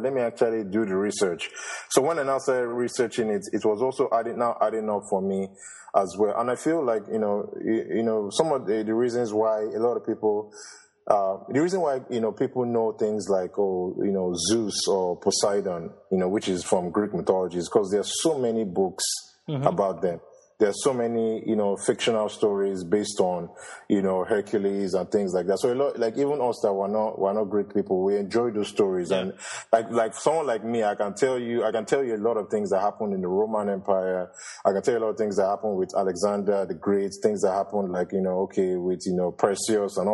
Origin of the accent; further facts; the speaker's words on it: Nigeria; we growing up in Africa and Nigeria